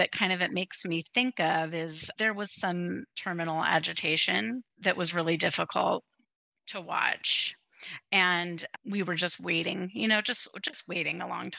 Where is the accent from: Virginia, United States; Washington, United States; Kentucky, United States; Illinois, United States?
Washington, United States; Des Moines; I'm from Seattle, a little town called Des Moines, which is just right at the end of the runway here in our great city.